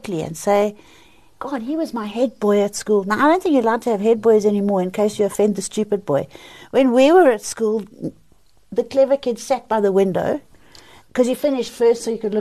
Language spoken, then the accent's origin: English; South Africa; I was born in South Africa. I was raised by a black lady called Lizzie